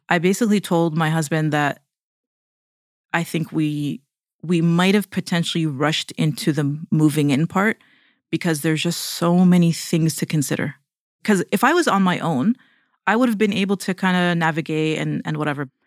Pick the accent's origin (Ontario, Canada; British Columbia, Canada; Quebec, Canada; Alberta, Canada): Ontario, Canada; Toronto; moved away as an adult; now in United States; we're from Toronto, Canada